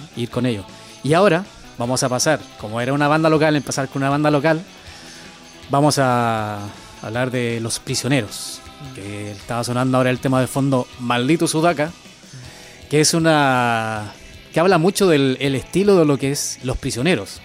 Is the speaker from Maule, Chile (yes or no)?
yes; Teno, Maule, Chile; moved away as an adult; now in Basque Country, Spain; mi pueblo, Teno